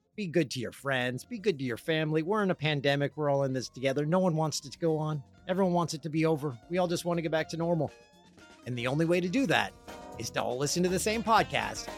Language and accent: English; Peterborough, Ontario, Canada; my hometown of Peterborough, Ontario